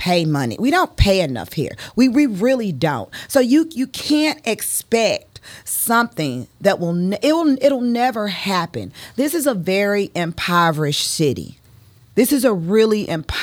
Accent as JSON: {"language": "English", "town": "St. Louis", "region": "Missouri", "country": "United States", "also_born_or_lived": "Atlanta, Georgia", "moved": "yes", "said": "I am from the city of St. Louis"}